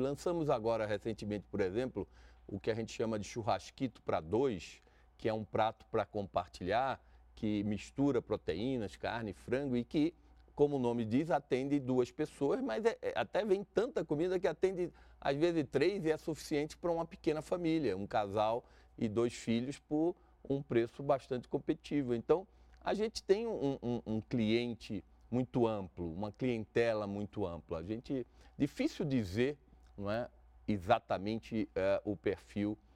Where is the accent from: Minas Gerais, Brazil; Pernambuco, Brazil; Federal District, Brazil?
Federal District, Brazil; Brasília; Nós nascemos em Brasília